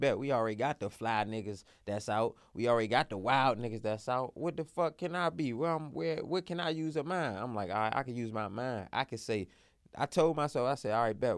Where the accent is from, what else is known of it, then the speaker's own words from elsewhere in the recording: Washington, District of Columbia, United States; I'm from Southeast.